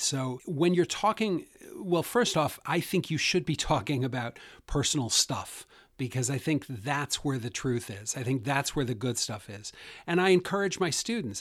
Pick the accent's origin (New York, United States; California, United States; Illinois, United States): New York, United States; Western; moved away as an adult; also born or lived in Des Moines, Iowa / Boston; I grew up in Western New York, so I was born on a dairy farm.